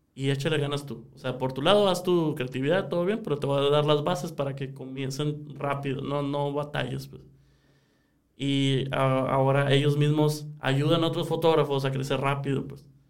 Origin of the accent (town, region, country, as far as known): Sonora, Mexico